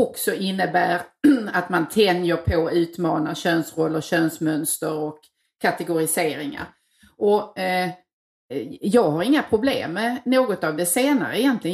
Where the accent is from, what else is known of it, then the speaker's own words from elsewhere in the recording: Tågarp, Skåne, Sweden; moved away; den lilla byn jag kommer ifrån, Tågarp